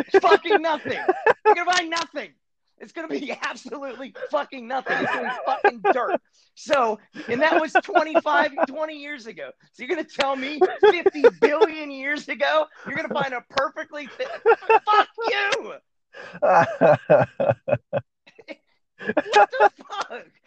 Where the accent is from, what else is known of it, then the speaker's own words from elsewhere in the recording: Pittsburgh, Pennsylvania, United States; I'm from Pittsburgh